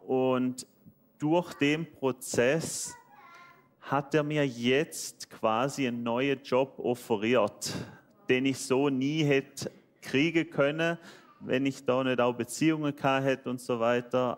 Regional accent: Switzerland; accent: Swiss dialect; Ich bin Schweizer, deswegen mein schöner Dialekt.

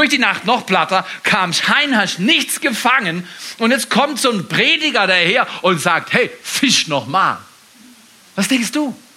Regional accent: Freiburg, Baden-Württemberg, Germany; also born or lived in Dallas, United States / Canada; Bin ich verrückt als Freiburger, wenn ich sage, wo gehst du als nächstes hin?

